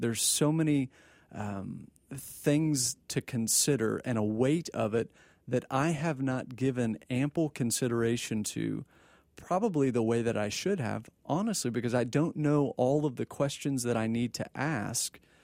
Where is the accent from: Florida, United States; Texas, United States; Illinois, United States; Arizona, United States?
Texas, United States; born and raised in Texas